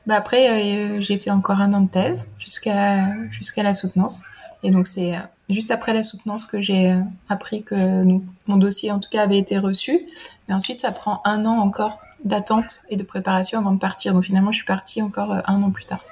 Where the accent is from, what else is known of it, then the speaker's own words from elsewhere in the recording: Burgundy, Bourgogne-Franche-Comté, France; moved away as an adult; also born or lived in Lyon / Grenoble; Moi, j'ai grandi en Bourgogne, donc rien à voir, dans la campagne de l'Est de la France